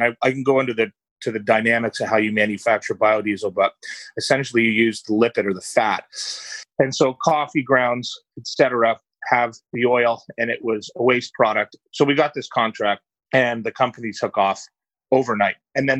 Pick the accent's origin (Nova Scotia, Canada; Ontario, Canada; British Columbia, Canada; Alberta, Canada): Ontario, Canada; Scarborough; Yeah, so I grew up in Scarborough. My parents are immigrants from Ireland, so had a very, very humble upbringing